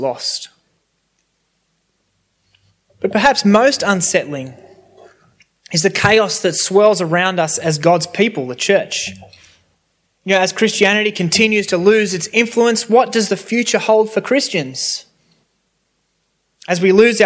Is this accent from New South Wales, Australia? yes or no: yes; Sydney, New South Wales, Australia; I grew up near Cronulla Beach, and in high school I was able to do surfing for sport